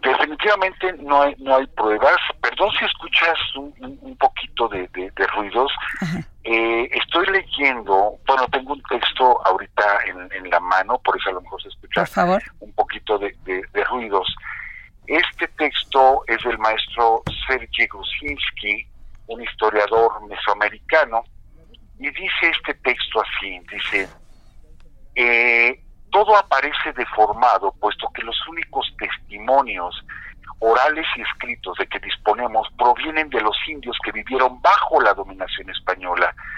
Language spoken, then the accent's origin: Spanish; Mexico; nos arraiga más nuestra tierra porque nacimos en México